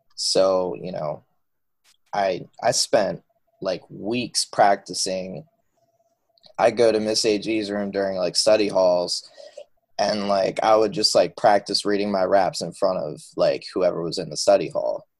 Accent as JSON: {"language": "English", "area": "outside of Philadelphia", "region": "Pennsylvania", "country": "United States", "tie": "born or raised there", "said": "I grew up outside of Philadelphia, Pennsylvania."}